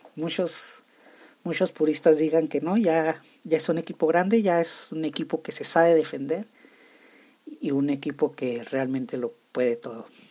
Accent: Nuevo Casas Grandes, Chihuahua, Mexico; Yo nací en Nuevo Casas Grandes, Chihuahua, soy de Chihuahua, puedo decir mochila, chorizo, salchicha, chicharrón, y se va a escuchar raro si gente de otras partes escuchan esto.

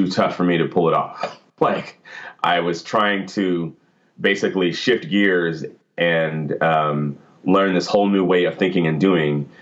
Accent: Portland, Oregon, United States; now in Hillsboro, United States; I live in Portland, or actually I'm from Portland. Technically, I live in Hillsboro, which is a suburb

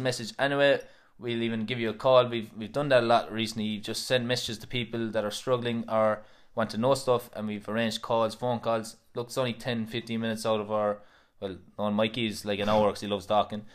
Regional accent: Kilmallock, Munster, Ireland; we grew up in Asheville and Kilmallock

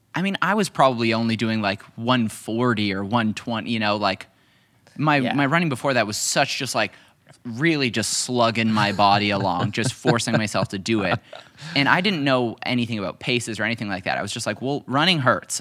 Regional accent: Canada; also born or lived in Hamilton, Ontario; I'm a Canadian. I live in Hamilton, Ontario.

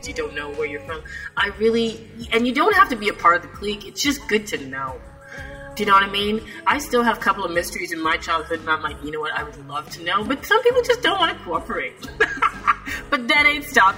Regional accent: Canada; I live in Canada and, people say, aren't you used to the cold weather? I'm like, no, man, it's my Jamaican blood will not let me get used to this cold weather. I need to go home. And yet I was born in Canada

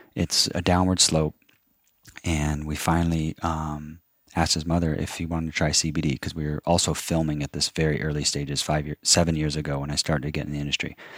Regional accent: Kansas, United States; also born or lived in Phoenix, Arizona; born in Phoenix, Arizona. Um, have plenty of family there, but then my dad, after my mom died, moved us, my brother and I, to Kansas and grew up on a forty-acre farm

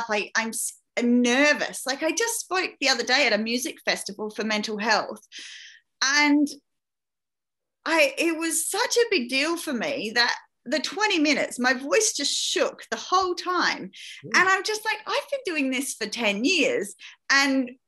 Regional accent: Australia; I grew up in that outback area. So that was my hometown from being a very young child.

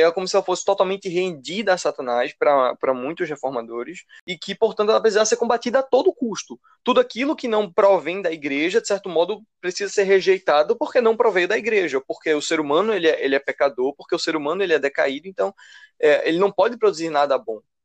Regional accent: Recife, Pernambuco, Brazil; sou aqui do Recife também

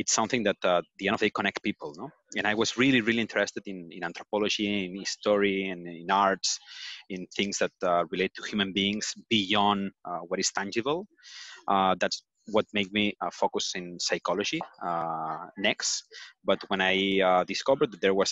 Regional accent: Barcelona, Catalonia, Spain; I'm from Barcelona. I've been living here my entire life

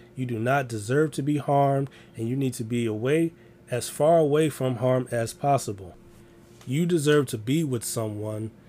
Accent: Chicago, Illinois, United States; I'm from Chicago

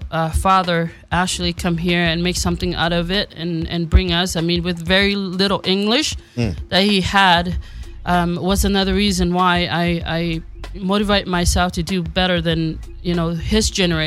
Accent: Samoa; moved away; I am from Upolu, Western Samoa. I grew up there all my life and went to school

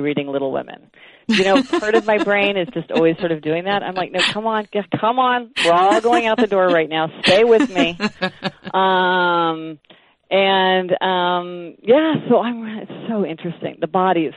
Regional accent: Kansas City, Missouri, United States; now in New York, United States; I grew up in Kansas City

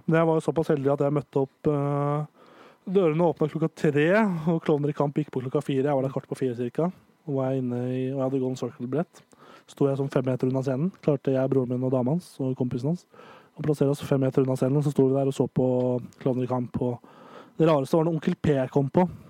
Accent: Nittedal, Akershus, Norway; Der er Nittedal kommune der jeg kommer fra

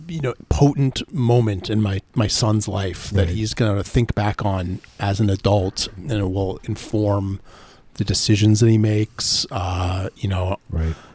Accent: Seattle, Washington, United States; I grew up in Seattle

